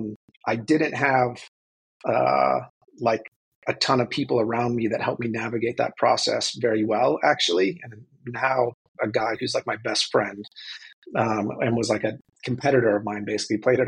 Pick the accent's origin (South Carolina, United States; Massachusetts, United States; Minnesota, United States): Minnesota, United States; Minneapolis; I grew up in Minneapolis, Minnesota